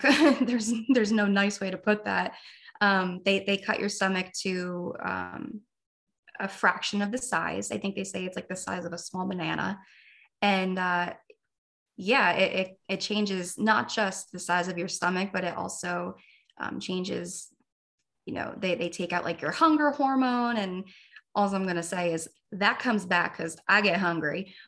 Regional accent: New Jersey, United States; moved away as an adult; now in Florida, United States; I'm 30 years old, born and raised in New Jersey. I just moved to Florida a month ago

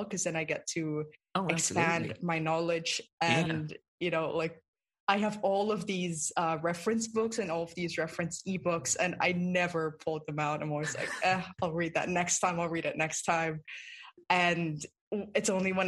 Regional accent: Philippines; I grew up in the Philippines and I grew up around a lot of folk tales and folk sayings

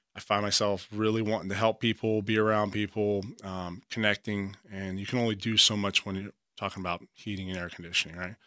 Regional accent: Beaumont, Texas, United States; moved away as an adult; also born or lived in Galveston, Texas / Maryland / Virginia; I'm a Texas boy, uh, born and raised. Uh, I've lived all throughout the country, but it definitely started, I was born in Beaumont, Texas.

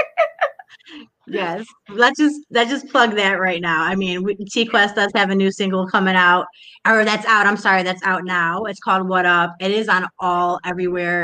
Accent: United States; also born or lived in Harlem, New York; now in Cleveland, United States; I grew up in Cleveland, but I also grew up in Harlem. So I moved to Harlem at an early age in New York

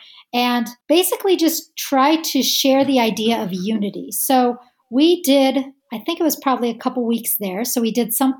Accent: United States; we're American

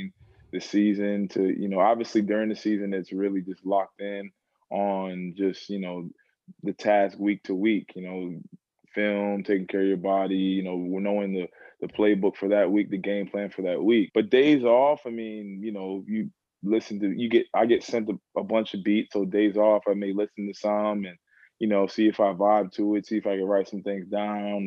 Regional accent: Plainfield, New Jersey, United States; also born or lived in Boston; I'm from Plainfield, New Jersey. That's a inner city in central Jersey.

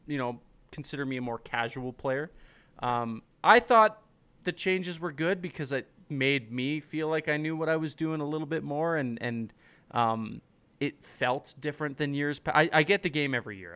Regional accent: Guelph, Ontario, Canada; I'm from Guelph.

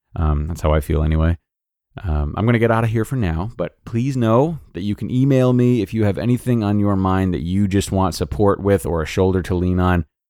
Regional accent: Rhode Island, United States; moved away as an adult; also born or lived in Los Angeles; I am from Rhode Island

